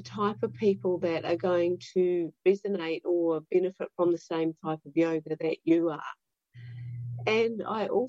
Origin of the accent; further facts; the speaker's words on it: Dunedin, Otago, New Zealand; I'm from Dunedin